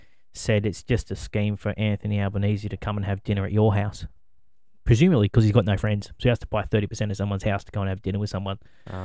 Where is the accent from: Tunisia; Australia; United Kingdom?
Australia; I'm Australian.